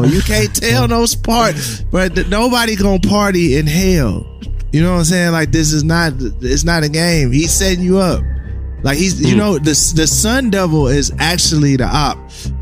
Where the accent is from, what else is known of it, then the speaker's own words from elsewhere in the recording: Michigan, United States; I'm from Michigan